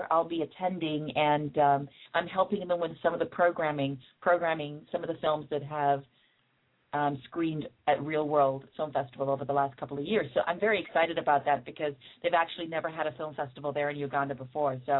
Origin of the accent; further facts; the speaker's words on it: Canada; also born or lived in England; I was born in England, and um, my parents are Jamaican, but I'm I'm Canadian at heart because I I lived there from pretty much the age of 12 to 25.